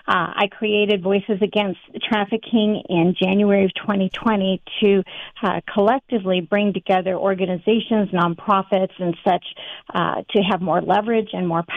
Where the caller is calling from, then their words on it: Redmond, Oregon, United States; I'm calling in from Redmond, Oregon, right in the middle of the state.